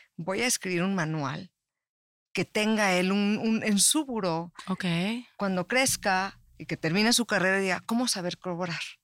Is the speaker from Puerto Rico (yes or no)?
no; Mexico; also born or lived in Tijuana; yo soy originaria de México, estaba viviendo en Tijuana, luego me vine para acá